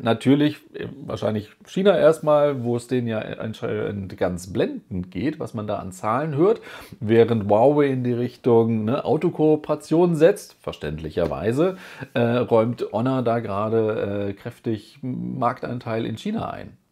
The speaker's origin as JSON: {"language": "German", "country": "Germany", "said": "bei uns in Deutschland"}